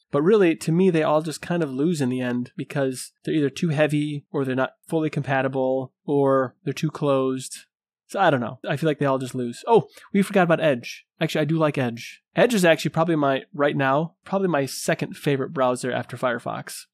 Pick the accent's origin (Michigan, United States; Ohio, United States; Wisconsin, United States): Michigan, United States; I'm from Michigan